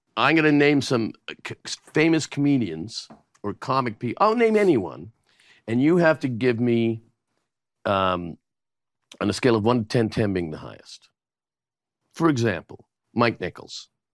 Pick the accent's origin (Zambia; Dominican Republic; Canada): Canada; moved away; as a Canadian